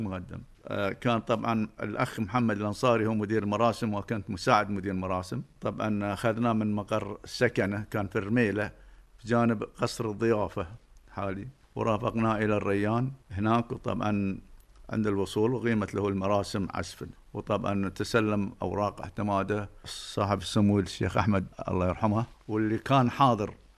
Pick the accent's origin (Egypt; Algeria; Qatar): Qatar; Doha; أنا ولدت في منطقة سوق وقف سنة 1949 تقريبا في البيت الكبير اللي ولد فيه والدي وجدي